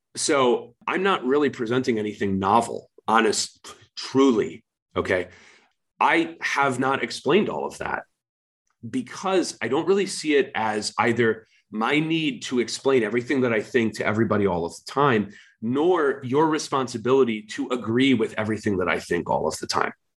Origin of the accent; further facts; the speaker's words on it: United States; I'm an American. I'm neither Ukrainian nor Russian